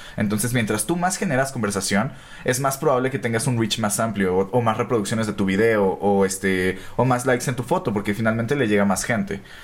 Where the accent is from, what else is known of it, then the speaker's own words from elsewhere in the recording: Naucalpan, State of Mexico, Mexico; nosotros somos de Ciudad Satélite, ¿no? Entonces con los cuatro somos de ciudad satélite